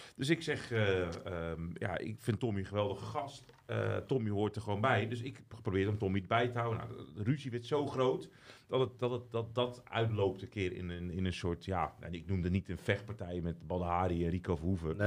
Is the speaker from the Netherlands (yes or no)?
yes; De Lier, South Holland, Netherlands; ik ben opgegroeid in de Lier